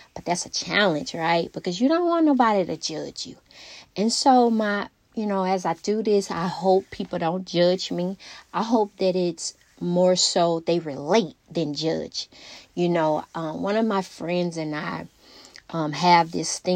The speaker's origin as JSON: {"language": "English", "town": "Alexandria", "region": "Louisiana", "country": "United States", "tie": "born or raised there", "said": "my hometown, Alexandria, Louisiana. I always rep my hometown just because that's where we're from"}